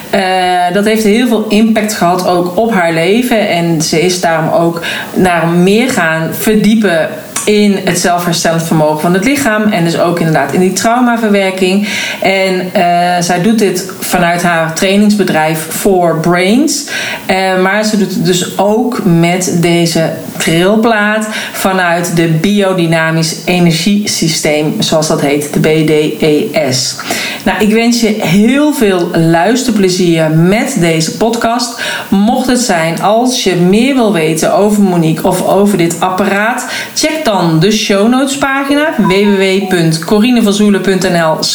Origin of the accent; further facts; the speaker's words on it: Oirschot, North Brabant, Netherlands; born there; En vandaar dat ik dus ook een aantal weken geleden naar Oorschot ben gereden in Brabant, de plek waar ik geboren ben.